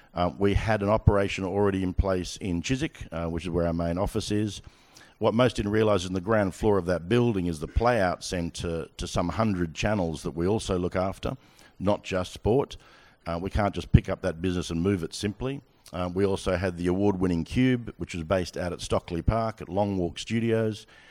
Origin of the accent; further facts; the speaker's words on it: Australia; moved away as an adult; now in United Kingdom; I'm Australian.